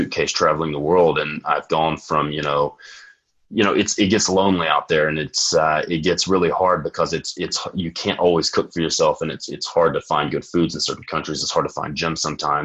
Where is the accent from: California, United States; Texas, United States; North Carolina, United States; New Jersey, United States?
Texas, United States; I'm from Texas, so it's going to be Friday Night Lights. So we all start training really early for football.